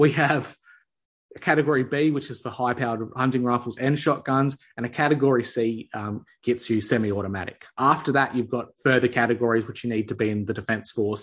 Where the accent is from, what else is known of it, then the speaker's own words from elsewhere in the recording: Australia; as an Aussie